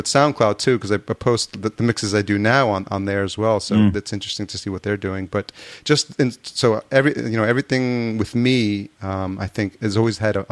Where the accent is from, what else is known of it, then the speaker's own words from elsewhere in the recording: Yonkers, New York, United States; So I grew up here in Yonkers, just north of the Bronx. And for most of my life, I've been living in New York